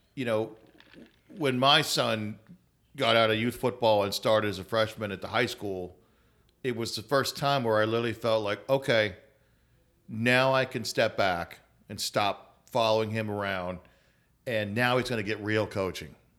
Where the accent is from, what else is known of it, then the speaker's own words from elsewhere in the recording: Atlanta, Georgia, United States; moved away; I grew up in Atlanta, North Atlanta, in a suburb